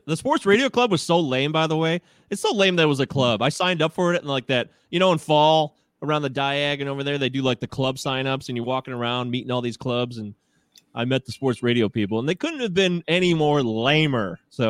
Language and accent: English; Michigan, United States; we're all from Michigan, and 89X is something that we all basically grew up on.